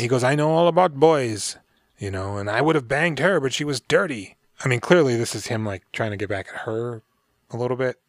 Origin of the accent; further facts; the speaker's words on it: United States; I'm American